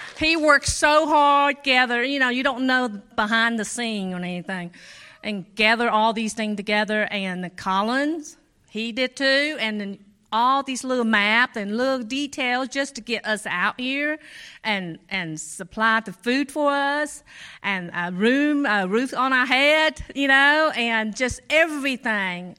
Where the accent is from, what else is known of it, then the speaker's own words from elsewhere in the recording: Cambodia; moved away; I was born in Cambodia